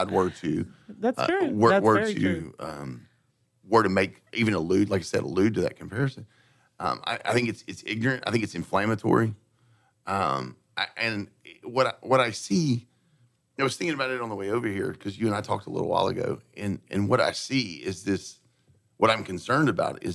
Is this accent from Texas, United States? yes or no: yes; Port Arthur, Texas, United States; I grew up around Port Arthur, you know, on the Neches River